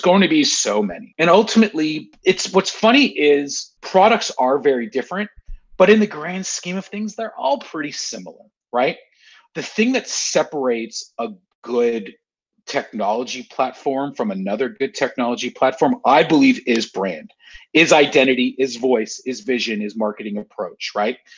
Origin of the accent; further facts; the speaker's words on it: Canada; I'm a Canadian